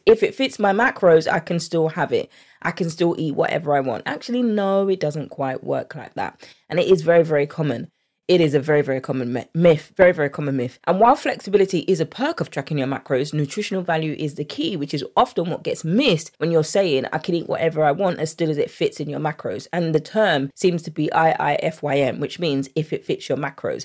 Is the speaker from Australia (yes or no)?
no; United Kingdom; accent: English; I'm from the U K